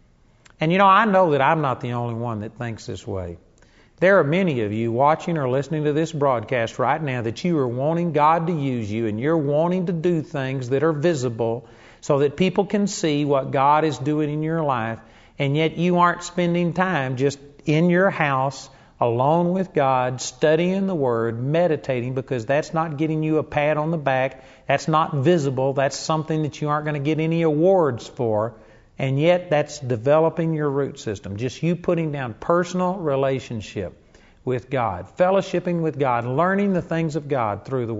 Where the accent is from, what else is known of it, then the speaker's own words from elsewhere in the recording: Arlington, Texas, United States; When I was a kid, I grew up in Arlington, Texas